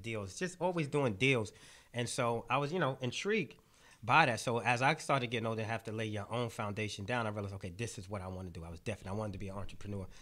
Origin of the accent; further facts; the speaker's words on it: New York City, New York, United States; I grew up in Brownsville